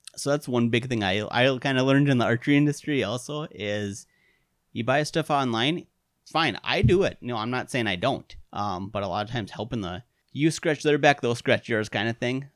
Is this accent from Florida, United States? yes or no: no; Wisconsin, United States; also born or lived in Iron Mountain, Michigan; I'm from Wisconsin